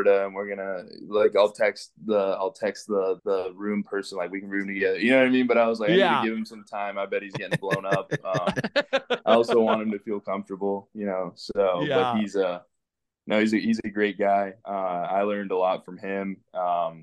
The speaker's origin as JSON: {"language": "English", "region": "Western Canada", "country": "Canada", "tie": "born or raised there", "also_born_or_lived": "Venezuela", "said": "We're from Venezuela, and we immigrated into Canada in 2005. So I was 5 years old."}